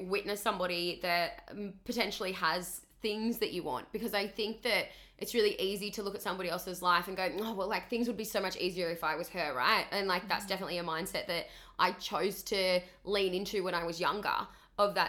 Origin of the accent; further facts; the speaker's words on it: Tasmania, Australia; moved away as an adult; now in Gold Coast, Australia; I grew up in Tassie, so tiny little island at the bottom of Australia